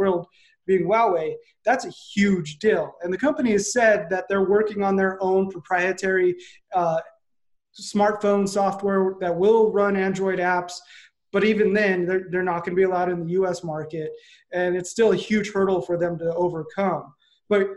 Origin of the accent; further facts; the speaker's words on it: United States; as an American citizen